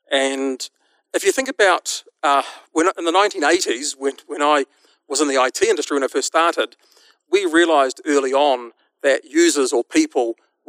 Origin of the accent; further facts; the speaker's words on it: New Zealand; my funny accent tells you that I'm from a little country called New Zealand